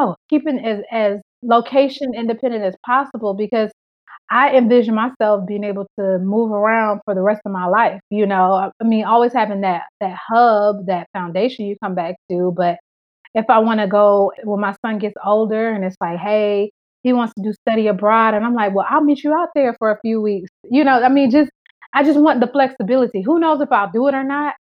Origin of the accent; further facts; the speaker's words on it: Atlanta, Georgia, United States; moved away as an adult; also born or lived in Memphis; now in Fort Lauderdale, United States; I'm born and raised in Atlanta. Atlanta will always be my home